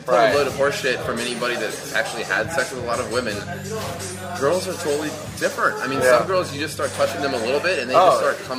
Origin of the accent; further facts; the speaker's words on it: East Coast, United States; now in Los Angeles, United States; So originally I grew up on the East Coast.